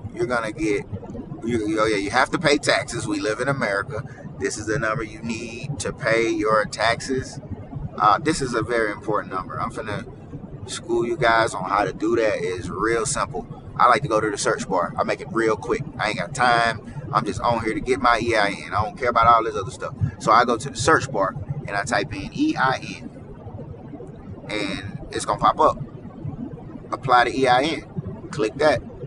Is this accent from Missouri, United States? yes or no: no; Mississippi, United States; I am from Mississippi